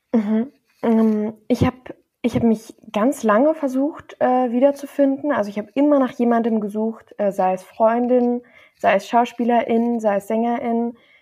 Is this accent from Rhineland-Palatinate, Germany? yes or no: no; Bonn, North Rhine-Westphalia, Germany; ich bin in Deutschland im Johanniter Krankenhaus in Bonn geboren